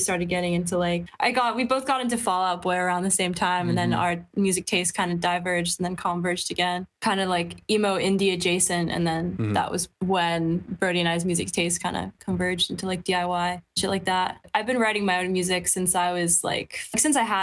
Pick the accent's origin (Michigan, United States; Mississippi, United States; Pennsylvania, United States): Pennsylvania, United States; Philadelphia; moved away as an adult; also born or lived in Watford, England; now in London, United Kingdom; for about 9 years, I grew up there. My dad got work.